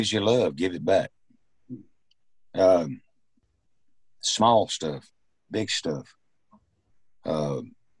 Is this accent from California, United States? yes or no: no; Mississippi, United States; born or raised there; also born or lived in Mobile, Alabama